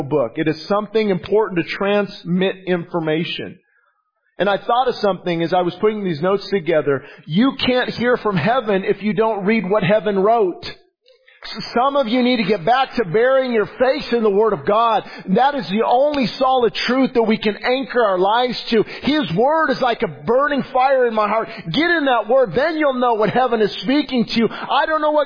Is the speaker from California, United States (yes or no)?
yes; Quartz Hill, California, United States; born or raised there